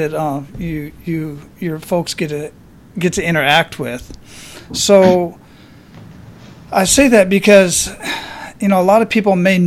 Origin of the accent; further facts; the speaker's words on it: Phoenix, Arizona, United States; also born or lived in Hawaii / Germany; now in Florida, United States; I grew up in Phoenix